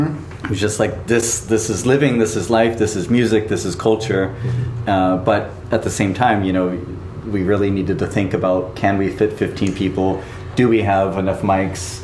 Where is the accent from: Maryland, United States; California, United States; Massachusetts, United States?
California, United States; Southern; also born or lived in Burbank; now in Tokyo, Japan; grew up in in uh, Southern California